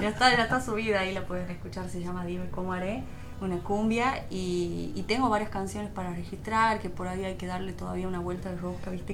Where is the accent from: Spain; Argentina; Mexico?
Argentina; also born or lived in Tucumán; somos todos argentinos